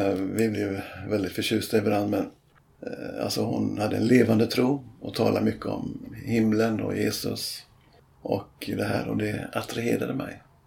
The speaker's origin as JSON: {"language": "Swedish", "area": "Bohuslän", "region": "Västra Götaland", "country": "Sweden", "tie": "born or raised there", "moved": "as an adult", "said": "där jag växte upp då i Bohuslän"}